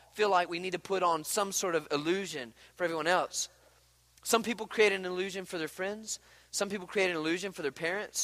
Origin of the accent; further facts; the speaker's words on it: Mississippi, United States; I'm from Mississippi, okay? I mean, like, we don't know nothing about snow skiing